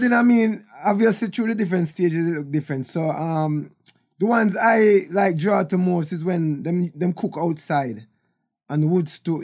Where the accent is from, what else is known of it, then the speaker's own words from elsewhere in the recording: Kingston, Jamaica; also born or lived in Bull Bay, Jamaica; I was born in Kingston, Jamaica, in Trenchtown